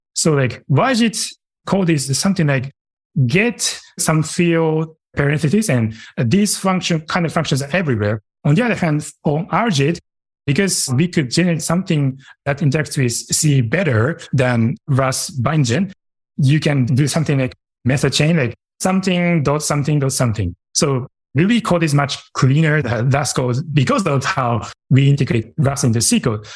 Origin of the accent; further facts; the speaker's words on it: Japan; moved away; my hometown is in Japan